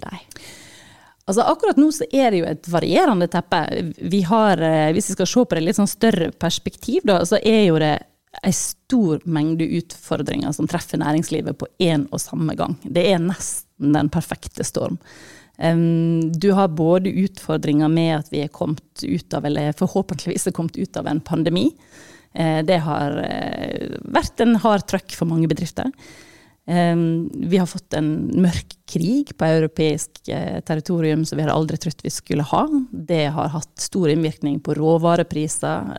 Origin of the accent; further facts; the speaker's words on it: Sogn og Fjordane, Vestland, Norway; jeg er jo fra, fra Sogn og Fjordane opprinnelig